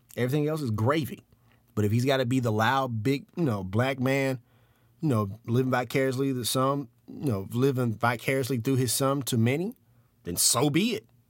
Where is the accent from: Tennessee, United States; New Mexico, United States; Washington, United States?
Tennessee, United States; Memphis; We were middle class, this, that, and the other, uh, growing up in, uh, in South Memphis.